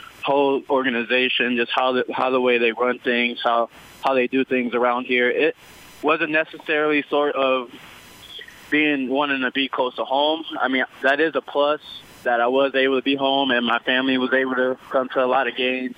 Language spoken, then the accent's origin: English; Minneapolis, Minnesota, United States; also born or lived in Brooklyn Park, Minnesota; I'm from Minneapolis, Minnesota. I went to high school in Brooklyn Park, Minnesota